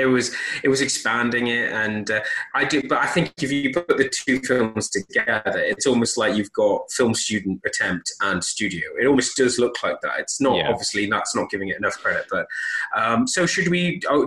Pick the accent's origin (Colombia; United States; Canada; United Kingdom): United Kingdom; Obviously, we are British. You know, we grew up with Doctor Who